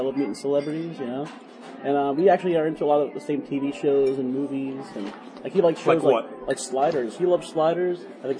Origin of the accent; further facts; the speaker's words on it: Burtonsville, Maryland, United States; also born or lived in Washington, D.C.; now in Towson, United States; And then 85 on, I grew up in Burtonsville, went to high school there. And later went to Towson University for college, which is where I currently live.